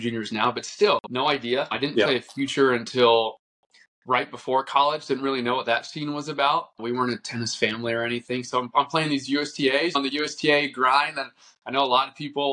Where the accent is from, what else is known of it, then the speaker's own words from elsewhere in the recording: Orlando, Florida, United States; moved away as an adult; now in Michigan, United States; I grew up in Florida, whole life lived in Florida, Orlando area